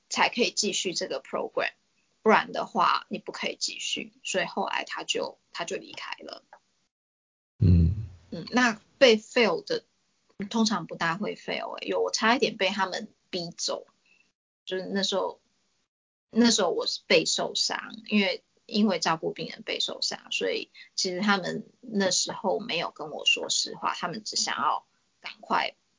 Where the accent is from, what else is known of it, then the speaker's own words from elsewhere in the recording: Taiwan; moved away as an adult; now in Australia; 其实我在台湾说是最兴盛课，尤其是我在市疗座椅工也做了好一阵子，就是在当学生的时候